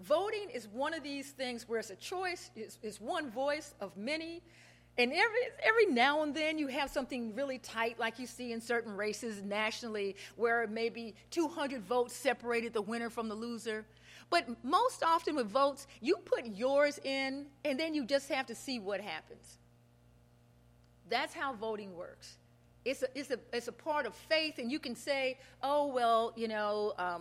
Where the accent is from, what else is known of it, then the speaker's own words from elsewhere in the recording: Kansas City, Missouri, United States; moved away; As a child growing up in Kansas City, yeah, this little black girl used to watch Wall Street Week